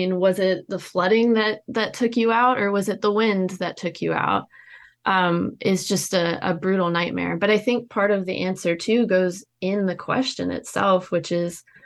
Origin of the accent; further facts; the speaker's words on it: North Florida, United States; I'm a native Floridian